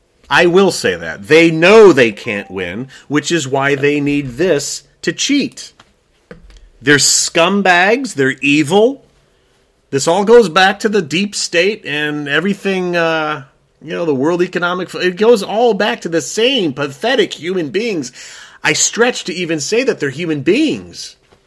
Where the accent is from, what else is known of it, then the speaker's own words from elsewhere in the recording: Chicago, Illinois, United States; But look, I come from Chicago, so I want to be honest.